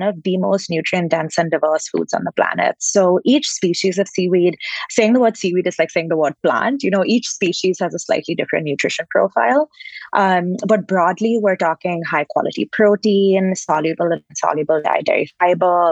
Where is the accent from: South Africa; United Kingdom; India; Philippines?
India; Bangalore, Karnataka; moved away as an adult; now in United States; So I'm originally from India. I grew up in Bangalore, and I moved to the States well over a decade ago to do my undergraduate degree.